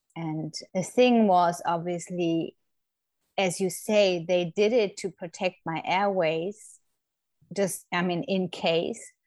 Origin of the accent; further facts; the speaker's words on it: Germany; moved away as an adult; now in Florida, United States; I'm originally from Germany, but have been living in the States for nearly 10 years now with my family